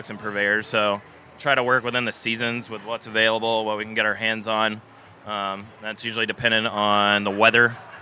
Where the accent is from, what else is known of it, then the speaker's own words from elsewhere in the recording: Clemson, South Carolina, United States; also born or lived in Charleston, South Carolina; I grew up in the small town of Clemson, South Carolina